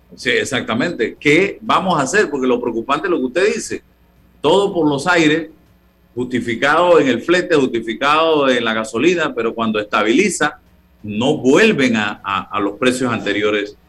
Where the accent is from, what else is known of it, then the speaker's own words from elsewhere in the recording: Panama; como panameños